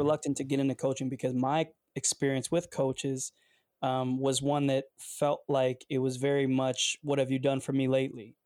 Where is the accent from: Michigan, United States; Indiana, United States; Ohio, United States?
Michigan, United States; Detroit; also born or lived in Windsor, Ontario, Canada; I'm from the Detroit area